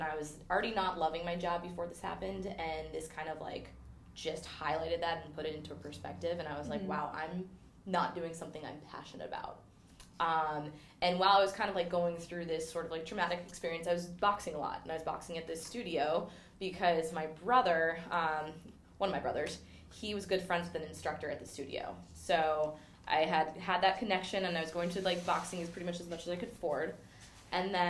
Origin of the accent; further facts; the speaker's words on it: California, United States; also born or lived in Texas; now in New York, United States; I grew up in California, so I started in California